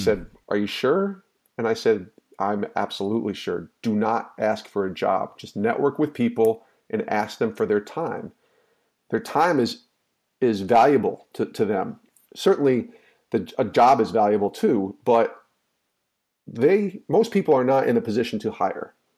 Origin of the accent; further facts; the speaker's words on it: outside of Albany, New York, United States; the town I grew up in outside of Albany, New York